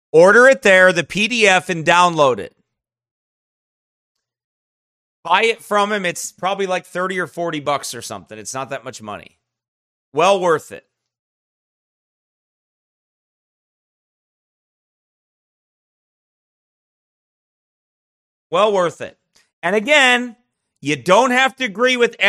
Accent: Minnesota, United States; Here in my home state of Minnesota

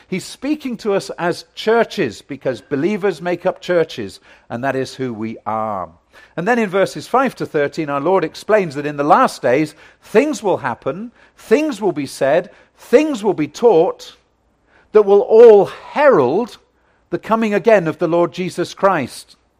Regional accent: United Kingdom; I come from Great Britain

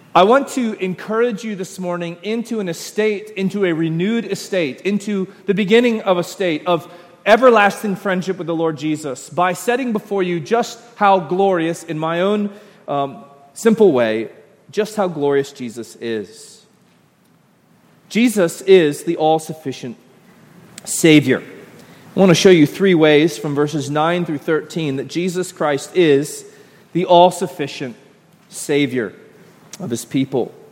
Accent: Royston, Georgia, United States; I'm from Royston, Georgia

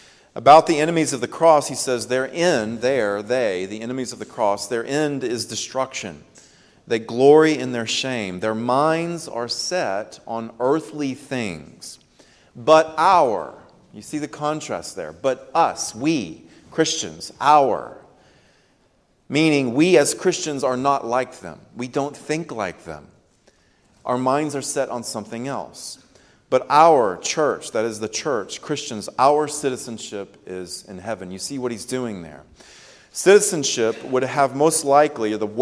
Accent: United States; We are American citizens

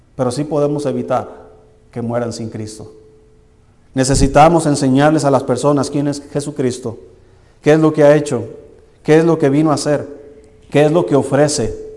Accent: Tequila, Jalisco, Mexico; moved away; el Señor me sacó de allá de, un pueblo que se llama Tequila, Jalisco

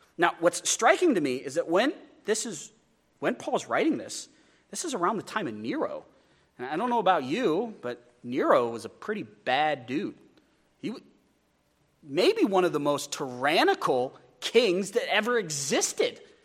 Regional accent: Wyoming, United States; I'm from Wyoming

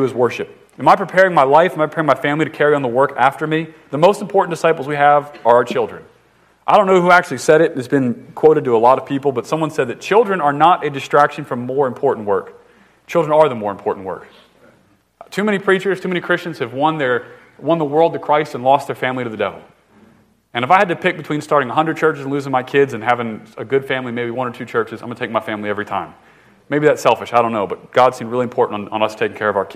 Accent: the North, United States; I'm from the North.

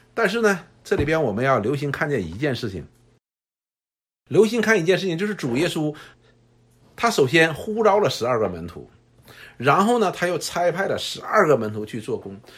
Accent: China; 我们中国人

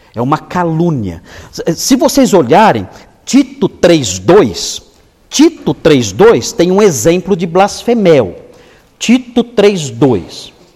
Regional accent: São Paulo, Brazil; Eu sou da Zona Leste, eu sei falar desse jeito. Eu fui criado na Zona Leste, na Vila Ema.

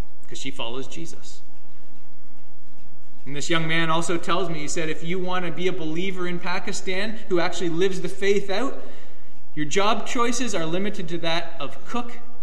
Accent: Canada; also born or lived in United States; as Canadian citizens in the States

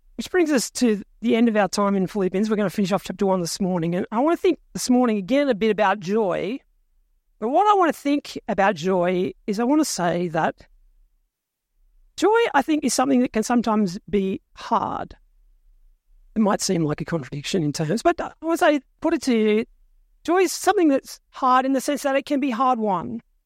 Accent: Australia; I was born in Australia, which makes me a citizen

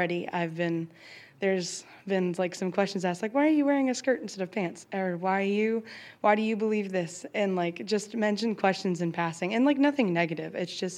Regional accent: Charlottesville, Virginia, United States; I'm from Charlottesville, Virginia

